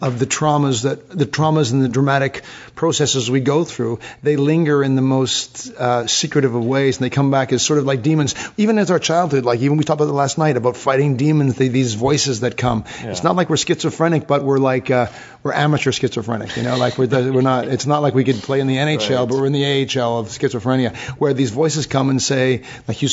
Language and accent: English; England, United Kingdom; I'm English